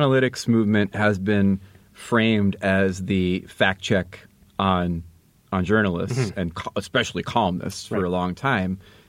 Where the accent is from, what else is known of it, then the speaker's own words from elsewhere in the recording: United States; I say this as an American